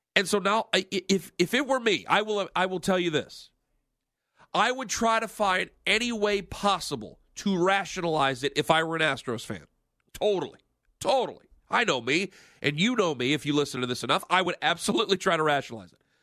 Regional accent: Cleveland, Ohio, United States; I'm from Cleveland

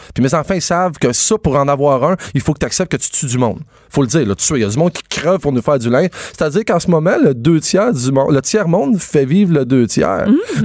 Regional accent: Quebec, Canada

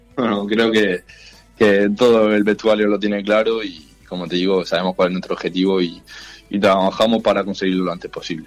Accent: Murcia, Region of Murcia, Spain; moved away as an adult; now in Miranda de Ebro, Spain; yo soy de Murcia

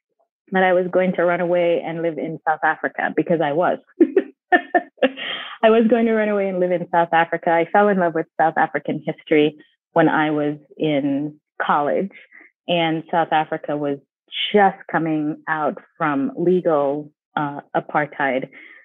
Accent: Jamaica; also born or lived in New Jersey; now in United States; came here primarily because my mom wanted an education for us. And when you're growing up in Jamaica, your sights are set on education.

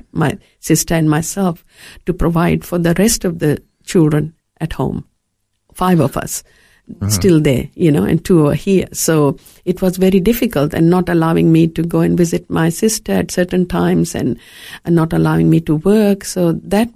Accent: India; moved away as an adult; also born or lived in Fiji; now in Australia; growing up in India

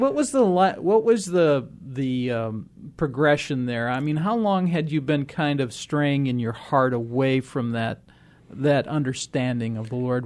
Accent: Rock Island, Illinois, United States; I grew up in Rock Island

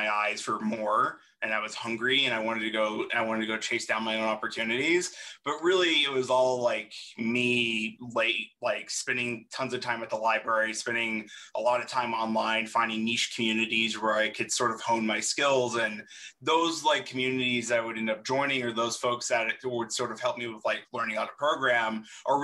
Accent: Carrollton, Georgia, United States; moved away; I grew up 50, 60 minutes outside of Georgia, sorry, outside of Atlanta in a small town called Carrollton, which is basically right near the border of Alabama

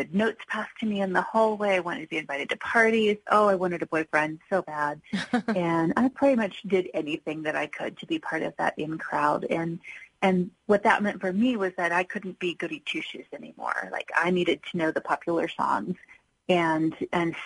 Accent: Lancaster, Ohio, United States; moved away as an adult; also born or lived in Florida; now in Colorado, United States; born and raised in Ohio

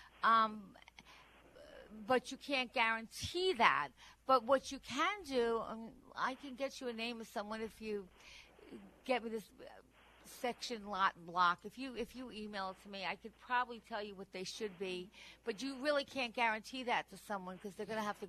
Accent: Nassau County, New York, United States; moved away; I'm from Nassau originally

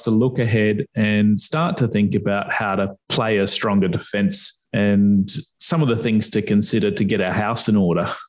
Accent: Perth, Western Australia, Australia; my hometown of Perth.

